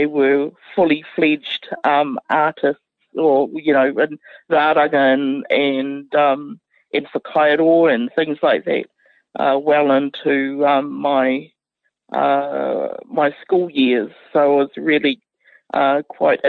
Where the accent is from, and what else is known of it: Otorohanga, Waikato, New Zealand; born or raised there